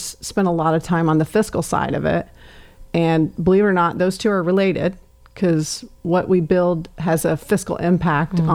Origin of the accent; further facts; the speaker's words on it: Emmetsburg, Iowa, United States; moved away; also born or lived in Jacksonville, Florida; I was born in Jacksonville, number 5 of 6 kids. So I was about 8 when we moved from Florida back to small town Iowa